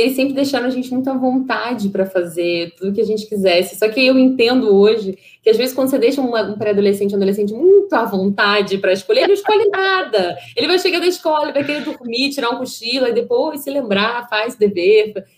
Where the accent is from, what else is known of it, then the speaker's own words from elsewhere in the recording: Rio de Janeiro, Brazil; also born or lived in São Paulo; nasci em São Paulo, eu morei até os 10 anos em São Paulo, minha família é toda carioca, tal, a gente voltou para o Rio de Janeiro, quer dizer, eles voltaram e eu vim pela primeira vez, é, e, e, a gente morou ali na Tijuca